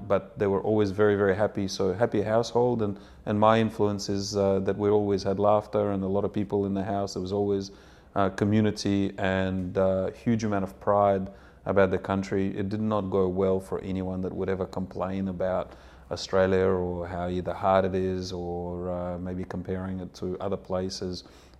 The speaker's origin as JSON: {"language": "English", "town": "Odessa", "region": "Odessa Oblast", "country": "Ukraine", "tie": "born there", "second_language": "English", "moved": "yes", "said": "Well, to start, I was born in Odessa, and a country that a lot of people have heard of now, which is Ukraine. When we left, it was still the USSR"}